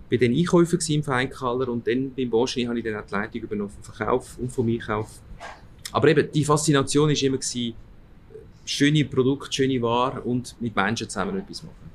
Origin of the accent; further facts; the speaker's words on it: Aargau, Switzerland; meine, meine Eltern, also mein Vater ist 1960 in die Schweiz gekommen mhm. und bin dann hier aufgewachsen im Aargau.